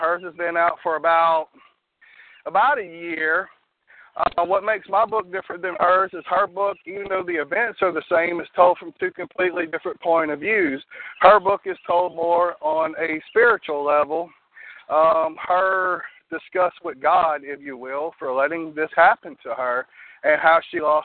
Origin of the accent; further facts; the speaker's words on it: Louisiana, United States; I'm from Louisiana. I'm actually about 30 miles north of New Orleans